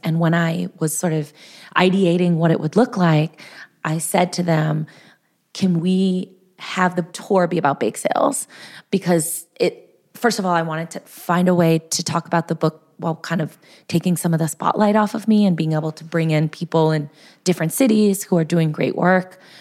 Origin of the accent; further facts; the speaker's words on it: Southern California, United States; I'm from Southern California